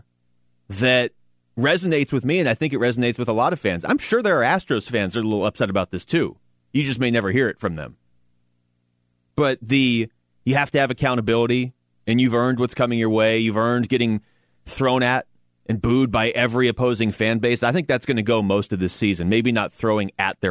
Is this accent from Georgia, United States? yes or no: no; Seattle, Washington, United States; I grew up in Seattle.